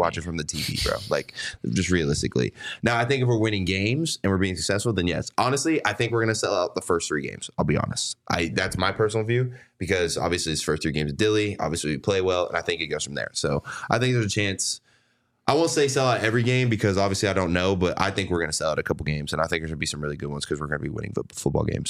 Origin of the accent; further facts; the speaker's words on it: Texas, United States; now in Arizona, United States; I grew up in Texas